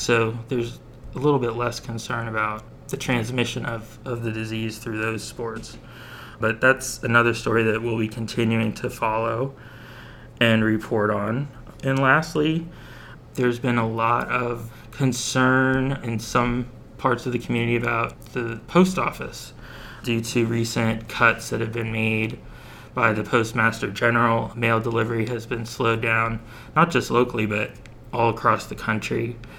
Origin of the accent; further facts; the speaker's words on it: Fountain Hill, Pennsylvania, United States; Fire Chief Derek Richmond from Fountain Hill, which is also my hometown